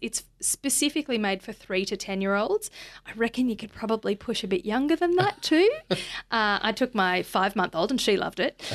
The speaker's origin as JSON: {"language": "English", "town": "Bundaberg", "region": "Queensland", "country": "Australia", "tie": "born or raised there", "moved": "yes", "said": "I'm from Bundaberg"}